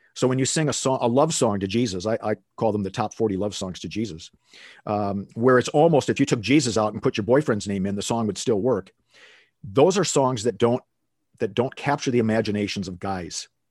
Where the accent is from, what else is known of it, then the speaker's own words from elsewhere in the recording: Minneapolis, Minnesota, United States; moved away as an adult; now in Phoenix, United States; I grew up in Minneapolis, Minnesota. and, uh, lived there for the first eighteen years of my life